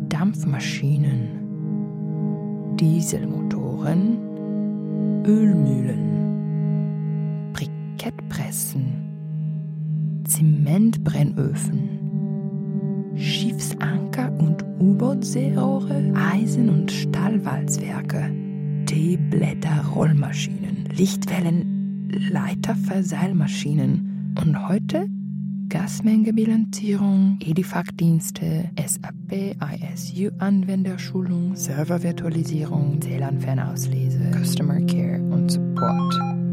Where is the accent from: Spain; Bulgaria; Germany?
Bulgaria; Varna, Varna Province; Outsourcing-Unternehmen Regiocom am bulgarischen Standort Varna am Schwarzen Meer. Also, hier in meiner Heimatstadt.